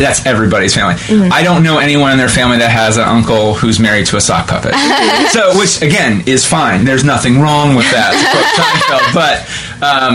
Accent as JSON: {"language": "English", "town": "West Jefferson", "region": "Ohio", "country": "United States", "said": "I'm from West Jeff and Grant, our theater program then was good"}